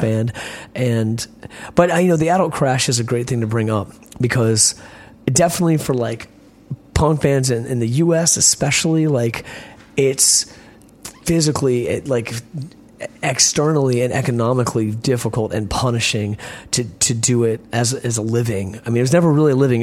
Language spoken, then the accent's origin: English; Richmond, Virginia, United States; growing up in Richmond and having these beautiful charismatic friends